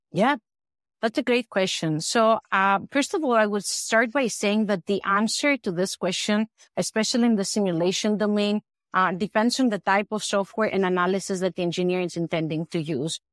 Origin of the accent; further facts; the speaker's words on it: Greece; moved away as an adult; also born or lived in United States; I am originally from Greece. I came to the U S for master and P H D studies